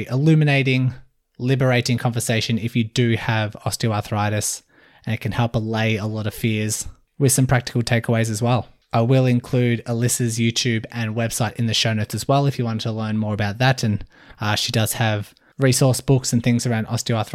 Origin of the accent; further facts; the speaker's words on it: Melbourne, Victoria, Australia; I'm from Melbourne, Australia.